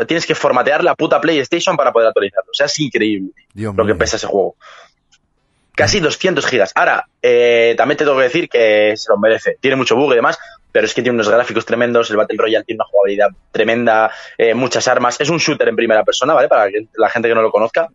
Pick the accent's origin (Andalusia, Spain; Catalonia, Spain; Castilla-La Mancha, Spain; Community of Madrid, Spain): Community of Madrid, Spain; Madrid; yo soy de Madrid, España